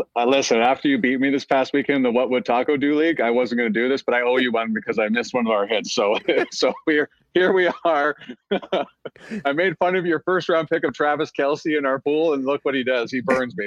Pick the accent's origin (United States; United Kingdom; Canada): Canada; Cochrane, Alberta; my hometown of Cochrane, Alberta